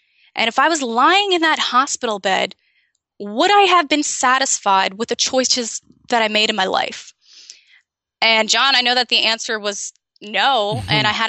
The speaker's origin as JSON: {"language": "English", "region": "Amazon", "country": "Brazil", "tie": "born there", "said": "Yeah, I was born in Brazil in the Amazon. And growing up, I moved 18 times before I was 18."}